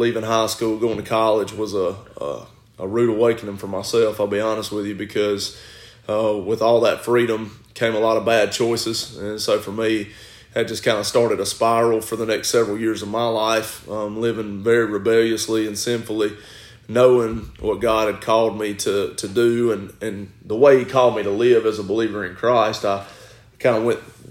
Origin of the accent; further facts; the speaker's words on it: Gaffney, South Carolina, United States; I'm originally from Gaffney, so I grew up in Gaffney my whole life and born and raised there.